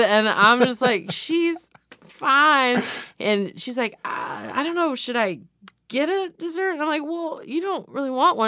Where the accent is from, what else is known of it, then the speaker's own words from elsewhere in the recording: the South, United States; I'm from the South.